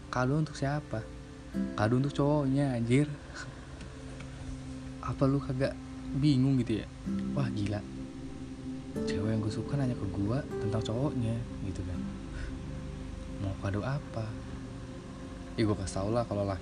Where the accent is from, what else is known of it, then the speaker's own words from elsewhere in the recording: Bandar Lampung, Lampung, Indonesia; gue pernah LDR sebelumnya dari kota asal gue Bandar Lampung